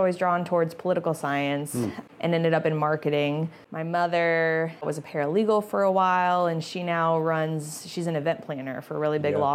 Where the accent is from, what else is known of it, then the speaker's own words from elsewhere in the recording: Dallas, Texas, United States; moved away as an adult; also born or lived in Houston; now in Virginia, United States; grew up mostly in Dallas.